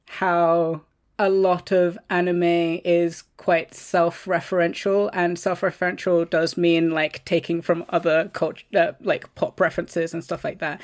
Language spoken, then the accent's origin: English; London, United Kingdom; I grew up in London